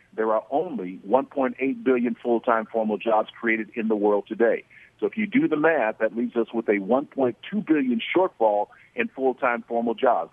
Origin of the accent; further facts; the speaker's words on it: Oklahoma, United States; I'm from Oklahoma, and we're known as Sooners in Oklahoma.